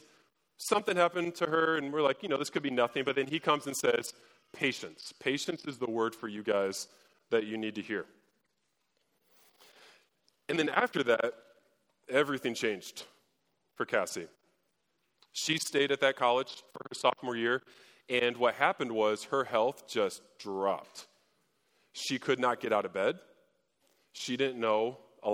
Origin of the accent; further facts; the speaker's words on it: Fort Wayne, Indiana, United States; I grew up in Fort Wayne